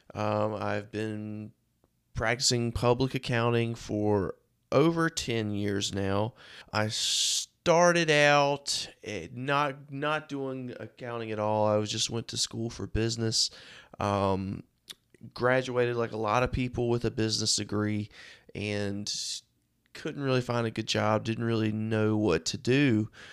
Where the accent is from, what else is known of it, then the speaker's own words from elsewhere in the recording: Rocky Mount, North Carolina, United States; I'm from Rocky Mount, uh, North Carolina. It's where I live and work.